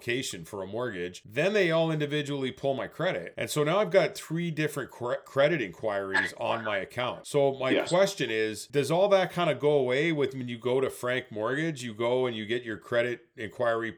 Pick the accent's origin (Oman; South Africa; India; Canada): Canada; as a Canadian